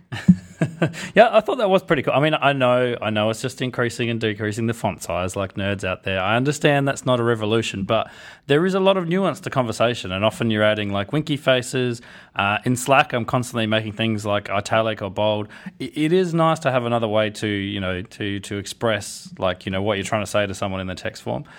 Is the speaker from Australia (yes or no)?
yes; Australia; I'm from Australia